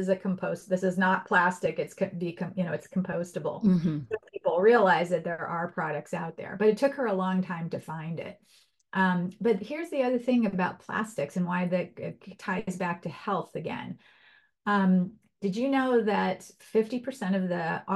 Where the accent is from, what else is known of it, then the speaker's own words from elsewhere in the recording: Los Angeles, California, United States; When I was a little girl, I grew up in Los Angeles